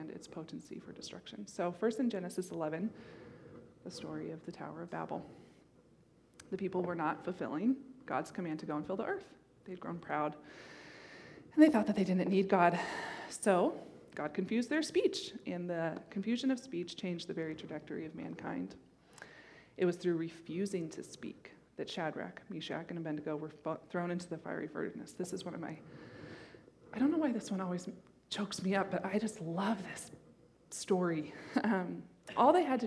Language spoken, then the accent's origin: English; Montana, United States; When I was a little girl, I grew up in Montana